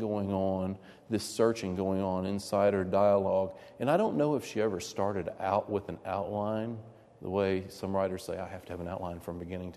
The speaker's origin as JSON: {"language": "English", "region": "the South", "country": "United States", "tie": "born or raised there", "said": "growing up in the South"}